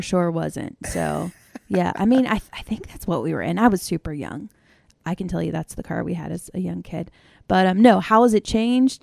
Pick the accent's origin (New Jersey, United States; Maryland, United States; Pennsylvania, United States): Maryland, United States; I grew up in Maryland